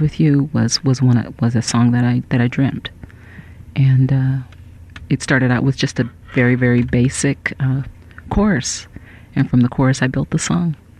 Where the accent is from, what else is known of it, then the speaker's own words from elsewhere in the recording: Northern California, United States; moved away as an adult; now in Los Angeles, United States; I'm originally from Northern California